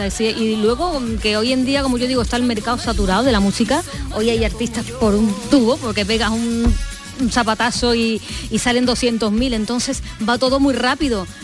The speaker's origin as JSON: {"language": "Spanish", "town": "Seville", "region": "Andalusia", "country": "Spain", "also_born_or_lived": "Madrid / Mexico", "moved": "as an adult", "said": "afincada ya en, mi tierra, en Sevilla, después de tantos años viviendo fuera, en Madrid y en México los últimos ocho años"}